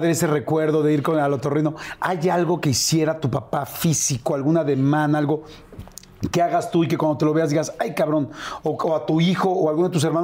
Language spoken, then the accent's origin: Spanish; Veracruz, Mexico; Yo soy